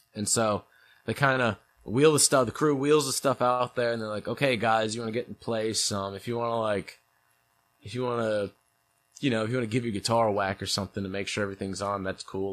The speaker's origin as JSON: {"language": "English", "town": "St. Louis", "region": "Missouri", "country": "United States", "tie": "born or raised there", "also_born_or_lived": "New York", "said": "when I was a kid, we moved from New York to Saint Louis"}